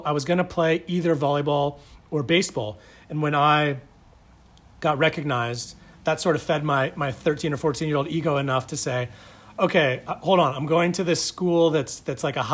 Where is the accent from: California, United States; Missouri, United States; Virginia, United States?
California, United States; Manhattan Beach; growing up in Manhattan Beach